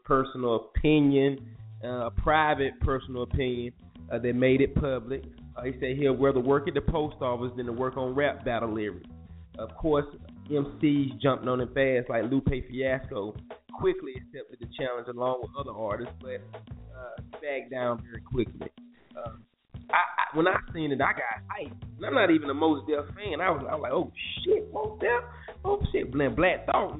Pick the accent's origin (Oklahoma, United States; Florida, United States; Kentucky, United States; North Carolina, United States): North Carolina, United States; Durham; I'm coming from Durham